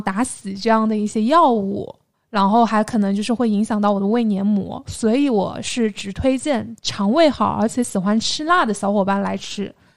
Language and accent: Chinese; Xinyu, Jiangxi, China; 但是我在我们江西省信义市也经常可以买得到的